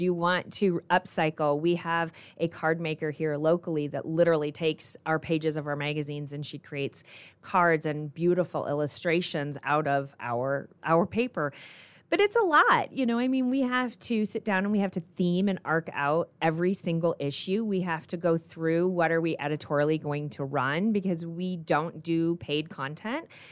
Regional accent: Goshen, Indiana, United States; also born or lived in Colorado / Michigan; I grew up in Goshen, Indiana.

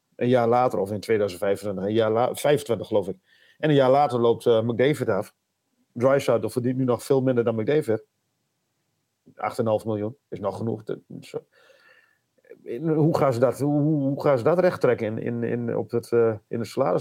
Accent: Netherlands; als echte Nederlanders

